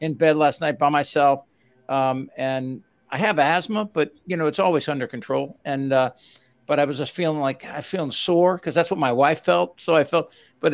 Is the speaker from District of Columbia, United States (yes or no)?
yes; Washington, District of Columbia, United States; moved away; also born or lived in Northern Virginia; I grew up in Washington, D.C., but I know that part of Virginia very well